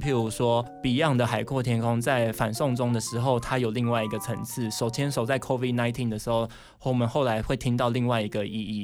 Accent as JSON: {"language": "Chinese", "country": "Taiwan", "said": "就是让大家知道说我们台湾人有种"}